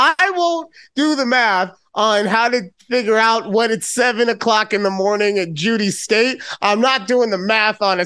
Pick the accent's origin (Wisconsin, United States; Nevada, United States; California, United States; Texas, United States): Nevada, United States; Las Vegas; moving to my hometown of Las Vegas